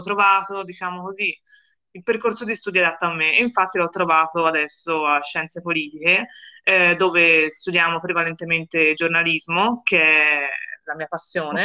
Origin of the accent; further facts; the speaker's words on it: Florence, Tuscany, Italy; io vengo da Firenze, come penso, penso si possa intuire dal mio accento